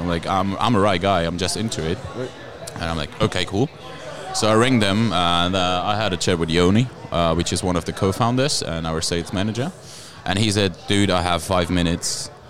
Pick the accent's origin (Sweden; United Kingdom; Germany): Germany; Berlin; moved away; also born or lived in Austria; I'm born and raised in Germany, actually, in Berlin, to be specific.